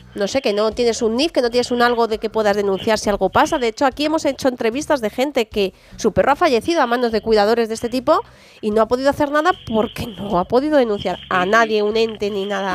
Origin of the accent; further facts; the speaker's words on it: Spain; como española